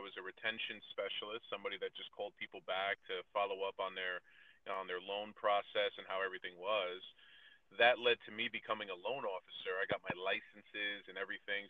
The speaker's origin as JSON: {"language": "English", "town": "New Milford", "region": "New Jersey", "country": "United States", "tie": "born or raised there", "also_born_or_lived": "Florida", "moved": "as an adult", "said": "I was born and raised in New Milford, in New Jersey, and was in New Jersey for almost 30 years."}